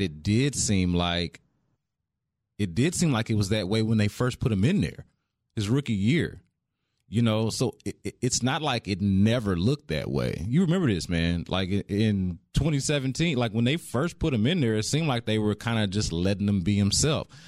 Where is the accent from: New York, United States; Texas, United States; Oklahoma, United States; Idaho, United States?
Texas, United States; Houston; I'm from Houston